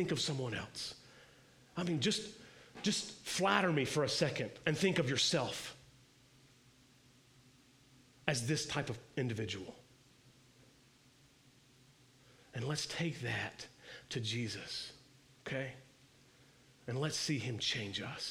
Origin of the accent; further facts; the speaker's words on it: the South, United States; Being born and bred here in the religious, moralistic, legalistic South